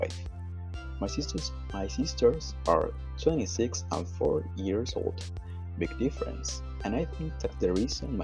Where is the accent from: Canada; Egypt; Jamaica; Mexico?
Mexico; English is a second language; now in San Andrés Tuxtla, Mexico; I was born and studied in Mexico, but currently I live in Veracruz, exactly in a city called San Andrés Tuxtla. I've been there for a long, long time